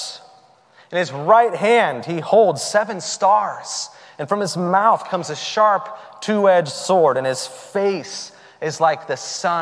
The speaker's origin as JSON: {"language": "English", "region": "the South", "country": "United States", "tie": "born or raised there", "said": "the expression that I grew up with in the South, all y'all"}